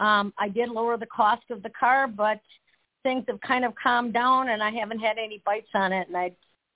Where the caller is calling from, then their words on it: Wisconsin, United States; from Wisconsin.